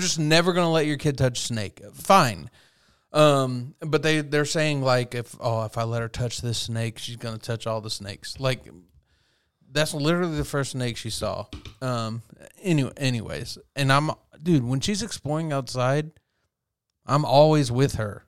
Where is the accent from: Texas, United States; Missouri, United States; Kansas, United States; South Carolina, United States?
Texas, United States; growing up in Texas, being a kid that literally picked up rocks and explored